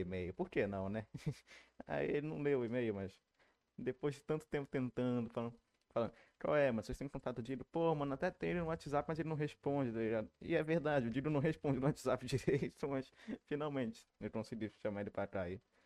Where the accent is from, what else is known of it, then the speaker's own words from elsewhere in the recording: Rio de Janeiro, Brazil; eu sou da Tijuca.